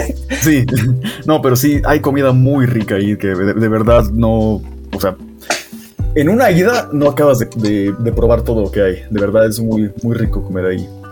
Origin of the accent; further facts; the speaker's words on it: Oaxaca, Mexico; mi tierra oaxaqueña, mi hermosa oaxiquita